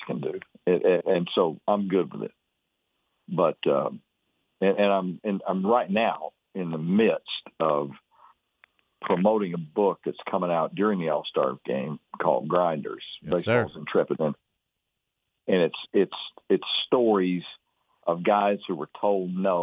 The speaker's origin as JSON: {"language": "English", "town": "Fairfield", "region": "Texas", "country": "United States", "tie": "born or raised there", "said": "I was raised over in Fairfield, and we always came to Waco"}